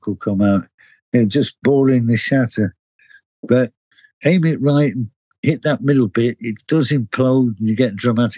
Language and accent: English; Manchester, North West England, United Kingdom; moved away as an adult; now in London, United Kingdom; I was born in Manchester